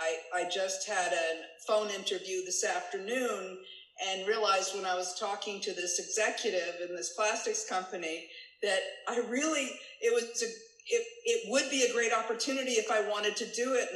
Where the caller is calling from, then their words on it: Fremont, California, United States; I'm in Fremont, California, in the San Francisco Bay Area.